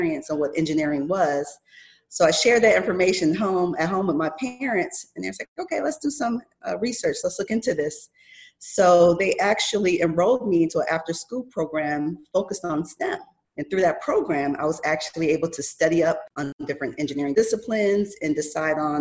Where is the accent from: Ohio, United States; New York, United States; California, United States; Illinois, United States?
New York, United States; Buffalo; moved away as an adult; also born or lived in Rochester, New York; now in Arizona, United States; I'm from Buffalo, New York